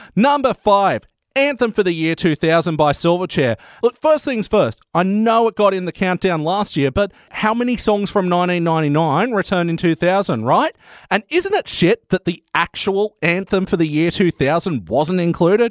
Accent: Newcastle, New South Wales, Australia; my hometown, the glorious city of Newcastle

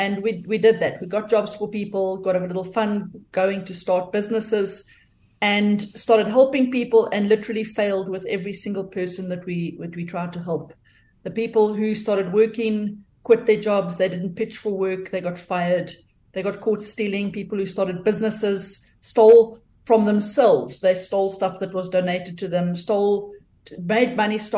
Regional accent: South Africa; moved away as an adult; now in North Georgia, United States; I am originally from South Africa.

